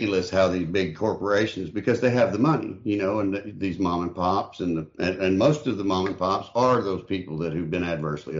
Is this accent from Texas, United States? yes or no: yes; Texas, United States; my home state of Texas